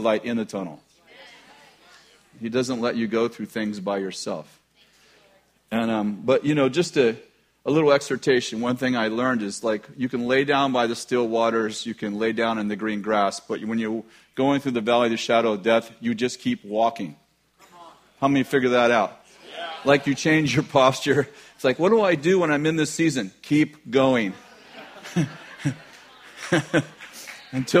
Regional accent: California, United States; we're from California

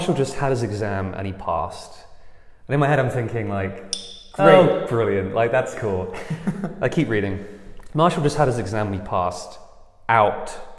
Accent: England, United Kingdom; now in United States; I'm from England. Right now I just have a green card

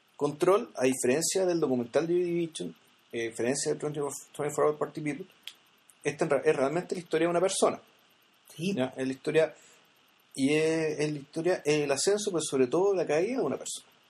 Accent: San Miguel, Santiago Metropolitan Region, Chile; yo soy de San Miguel, yo en esa época yo vivía en San Miguel

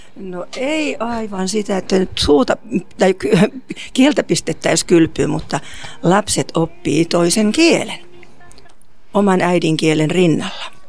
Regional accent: Vaasa, Ostrobothnia, Finland; Minä olen itse myös Vaasasta

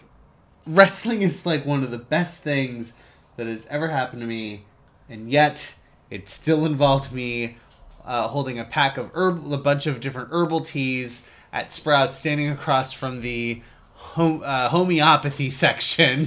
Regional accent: United States; being an American

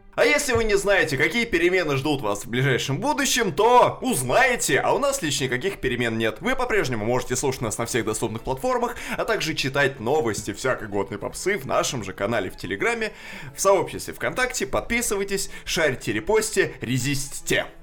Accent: Kashira, Moscow Oblast, Russia; born or raised there

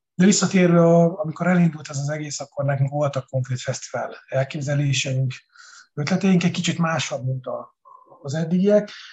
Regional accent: Békéscsaba, Békés, Hungary; moved away as an adult; also born or lived in Budapest; now in Balatonalmádi, Hungary; Nyilván nagyon szeretem a szülővárosomat, bár nagyon-nagyon keveset látogatunk Békés Csavára

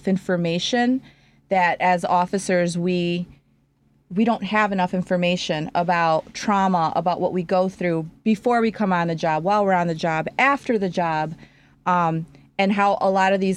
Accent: Chicago, Illinois, United States; I am originally from Chicago, born and raised on the north side.

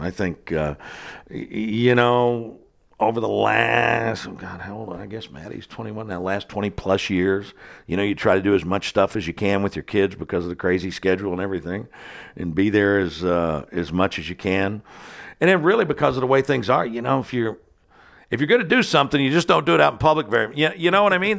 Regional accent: southwestern Ohio, United States; moved away as an adult; also born or lived in Washington, D.C.; now in Kentucky, United States; when I was growing up in my hometown in southwestern Ohio

